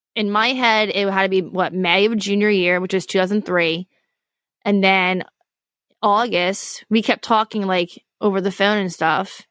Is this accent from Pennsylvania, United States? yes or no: yes; Poconos, Pennsylvania, United States; I grew up in the Poconos